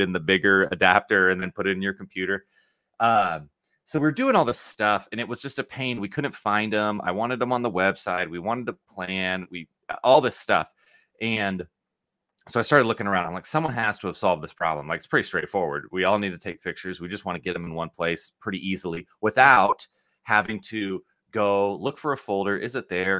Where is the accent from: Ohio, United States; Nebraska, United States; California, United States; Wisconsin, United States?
Nebraska, United States; Lincoln; I'm from Lincoln, Nebraska